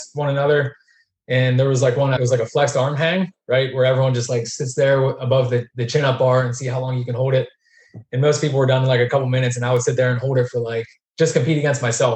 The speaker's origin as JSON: {"language": "English", "town": "Pittsburgh", "region": "Pennsylvania", "country": "United States", "tie": "born or raised there", "said": "we grew up middle class in Pittsburgh, just outside of like the city"}